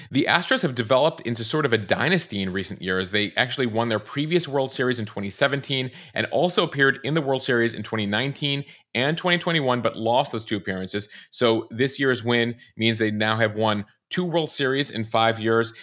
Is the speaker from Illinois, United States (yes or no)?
yes; Chicago, Illinois, United States; my hometown team, the Chicago Cubs